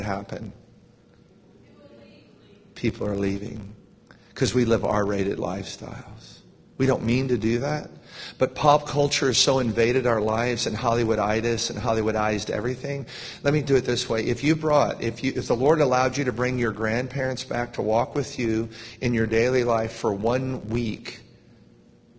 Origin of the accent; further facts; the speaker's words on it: United States; we're American